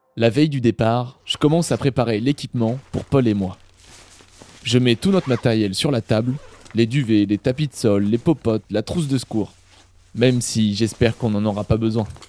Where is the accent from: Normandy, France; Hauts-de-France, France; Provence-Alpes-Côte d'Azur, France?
Normandy, France; je suis normand à l'origine